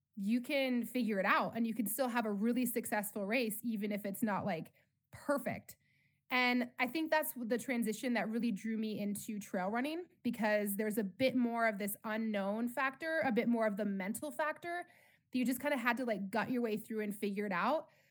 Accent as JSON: {"language": "English", "region": "Colorado", "country": "United States", "tie": "born or raised there", "said": "I grew up in Colorado"}